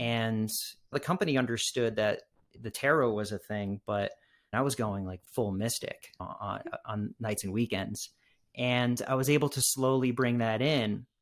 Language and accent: English; Massachusetts, United States; growing up in Massachusetts